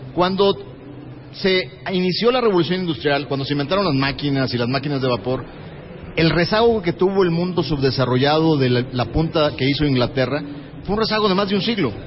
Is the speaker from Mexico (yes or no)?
yes; Mexico; se siente orgulloso como mexicano